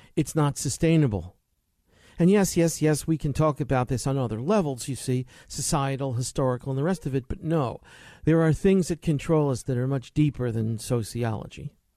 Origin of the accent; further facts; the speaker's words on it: New York, United States; I remember as a little boy growing up in New York